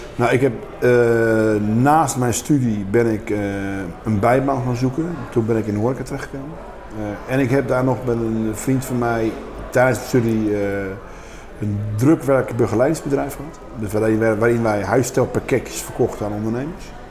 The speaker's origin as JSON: {"language": "Dutch", "town": "Rotterdam", "region": "South Holland", "country": "Netherlands", "tie": "born or raised there", "said": "het centrum van Rotterdam waar ik opgegroeid ben en waar ik, dat, ik voel me een kind van het centrum van Rotterdam."}